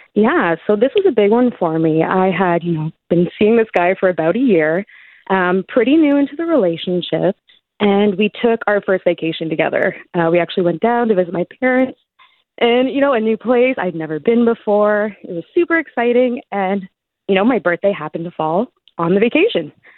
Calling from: Hamilton, Ontario, Canada; I'm calling from Hamilton, so not too far.

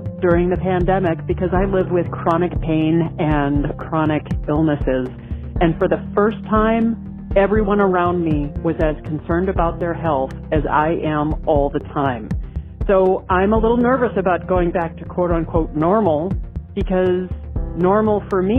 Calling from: Rockland, Maine, United States; I'm calling from Rockland, Maine, part of the rural America.

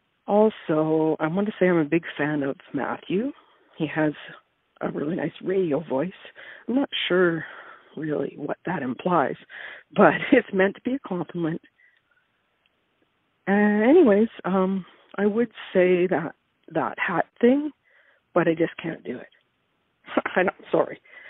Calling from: Ladysmith, British Columbia, Canada; I'm calling from Ladysmith on Vancouver Island.

